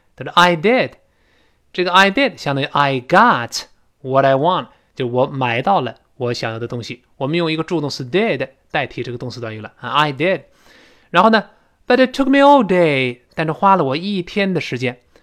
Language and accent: Chinese; China; 我们中国人